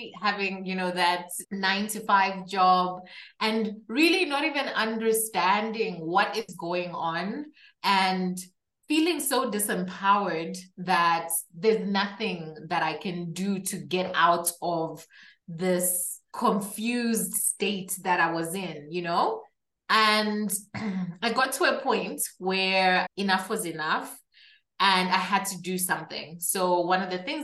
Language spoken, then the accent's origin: English; Zambia; also born or lived in Kabwe, Zambia; I am from Zambia, which is a country in Southern Central Africa.